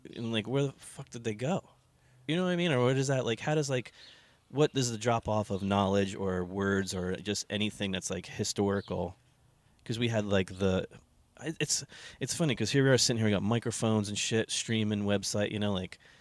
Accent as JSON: {"language": "English", "country": "United States", "tie": "born or raised there", "said": "we grew up in New Jersey, New York"}